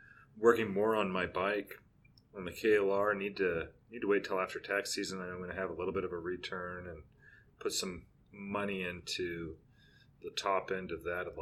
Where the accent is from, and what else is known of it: southeast Oregon, United States; born or raised there; moved away